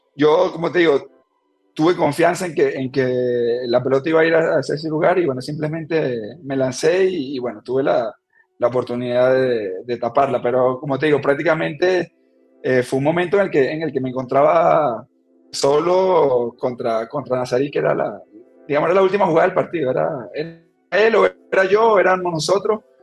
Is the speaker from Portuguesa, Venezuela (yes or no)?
yes; Turén, Portuguesa, Venezuela; moved away as an adult; now in Ecuador; En, mi pueblo, la verdad que siempre el fútbol ha sido, digamos, el deporte dominante